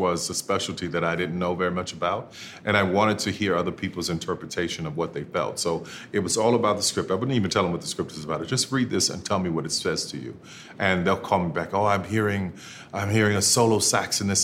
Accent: New Orleans, Louisiana, United States; growing up in New Orleans, you know, and walking from end to end of Bourbon Street

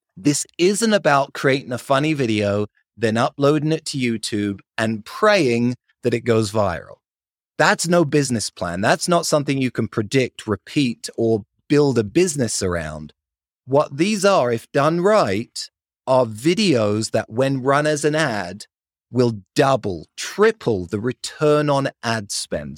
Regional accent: London, United Kingdom; accent: British; moved away as an adult; now in Salt Lake City, United States; I grew up in London, lived there for 20 years

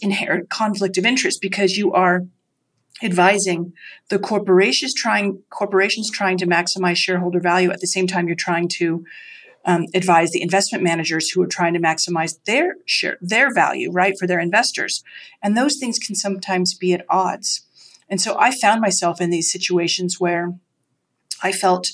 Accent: rural Idaho, United States; moved away as an adult; also born or lived in Vermont; I grew up in Idaho, in rural Idaho

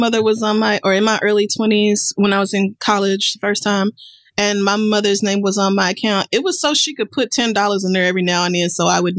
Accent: North Carolina, United States; You need to know that I was born and raised in North Carolina, and one thing about us is that we love our Texas Pete hot sauce.

